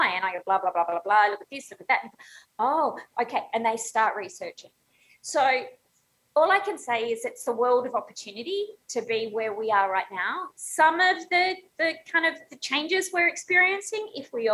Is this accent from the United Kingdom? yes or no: no; Australia; moved away as an adult; now in Chicago, United States; I'm Australian